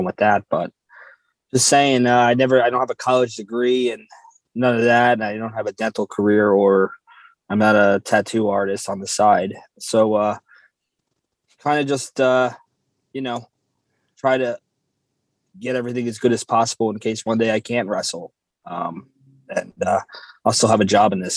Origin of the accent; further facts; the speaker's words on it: New Jersey, United States; we're both from New Jersey